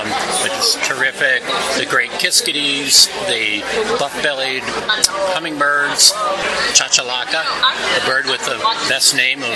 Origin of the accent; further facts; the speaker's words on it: Maryland, United States; I'm from Maryland.